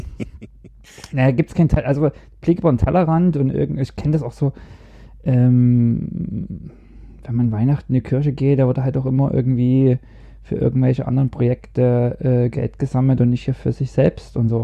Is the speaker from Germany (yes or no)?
yes; East Germany, Germany; moved away as an adult; now in Norway; Ich komme dann aus dem Osten